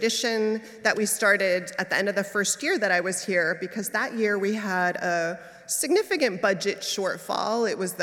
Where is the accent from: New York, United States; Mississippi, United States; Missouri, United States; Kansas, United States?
New York, United States; now in San Francisco, United States; As a New Yorker